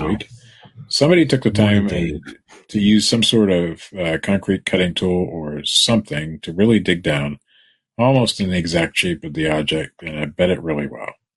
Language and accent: English; Ohio, United States; I'm from Ohio. That's how we speak.